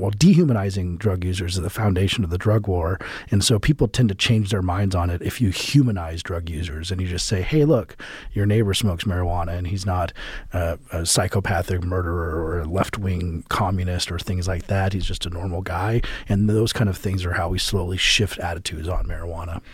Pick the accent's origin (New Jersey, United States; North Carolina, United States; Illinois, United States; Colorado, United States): Colorado, United States; Colorado, which is my home state